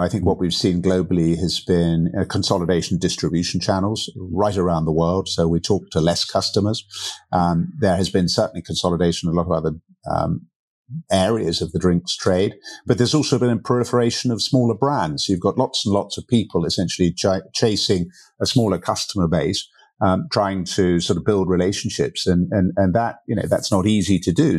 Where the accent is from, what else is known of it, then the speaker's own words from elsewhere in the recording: Berkshire, South East England, United Kingdom; moved away as an adult; also born or lived in Canada; now in Portugal; I grew up in, in the U K over in Berkshire